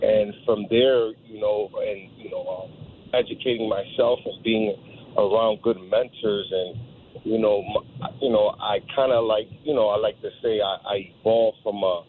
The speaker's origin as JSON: {"language": "English", "town": "New Britain", "region": "Connecticut", "country": "United States", "tie": "born or raised there", "said": "when I was growing up, you know, as a child, you know, I was born out here in New Britain, Connecticut"}